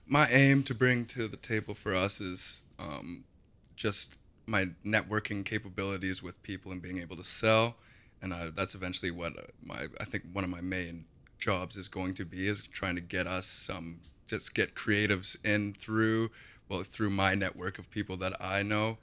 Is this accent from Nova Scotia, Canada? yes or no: no; Kelowna, British Columbia, Canada; I grew up in Kelowna